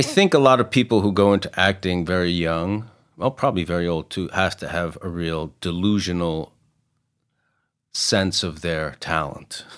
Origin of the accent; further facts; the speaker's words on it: Mount Vernon, New York, United States; I grew up in Mount Vernon, which is the first city above New York that's in Westchester